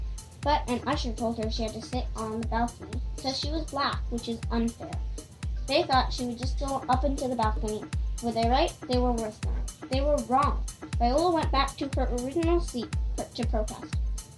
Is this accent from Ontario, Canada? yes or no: yes; London, Ontario, Canada; I'm from London, Canada.